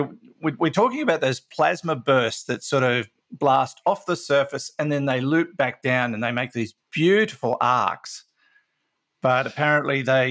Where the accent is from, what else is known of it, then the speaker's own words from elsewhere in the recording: Maitland, New South Wales, Australia; moved away; Maitland's my hometown